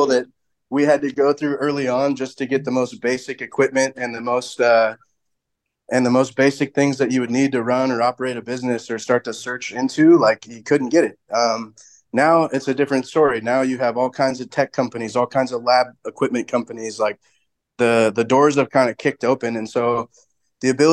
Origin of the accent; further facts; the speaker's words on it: Seattle, Washington, United States; I'm originally from Seattle